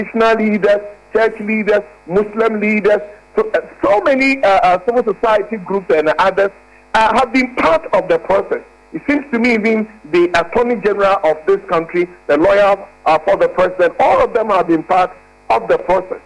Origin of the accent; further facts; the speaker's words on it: Ghana; When I am hungry as a Ghanaian